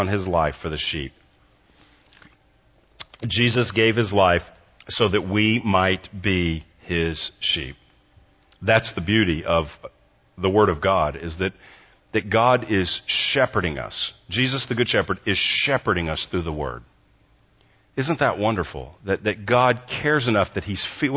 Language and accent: English; Texas, United States; moved away as an adult; also born or lived in Southern California; from Texas, grew up here, I'm a Texan